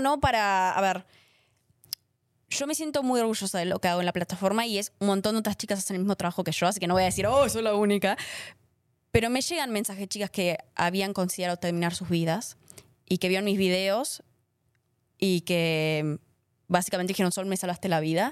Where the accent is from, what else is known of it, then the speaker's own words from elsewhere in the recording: Argentina; moved away; estaba en Argentina